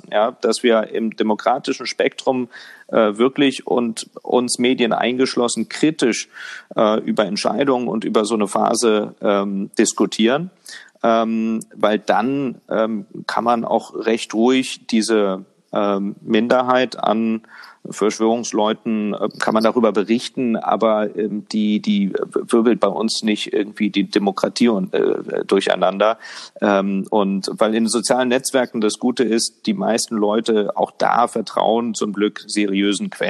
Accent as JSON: {"language": "German", "region": "Lower Saxony", "country": "Germany", "said": "demnächst auch äh, mit Sicherheit in meinem Heimatbundesland und Ihrem Heimatbundesland in Niedersachsen unterwegs"}